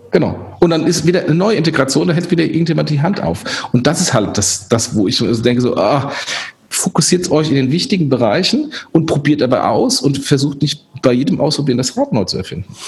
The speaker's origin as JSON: {"language": "German", "country": "Germany", "said": "wir als Deutsche"}